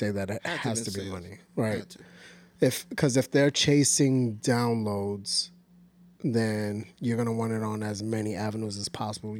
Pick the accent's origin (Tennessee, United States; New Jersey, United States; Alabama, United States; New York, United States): New York, United States; we're from New York